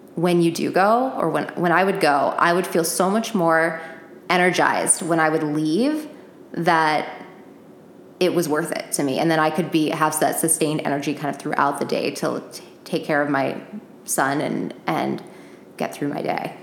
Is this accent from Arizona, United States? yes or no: yes; Phoenix, Arizona, United States; also born or lived in New Jersey; my parents live here in Phoenix, and I grew up here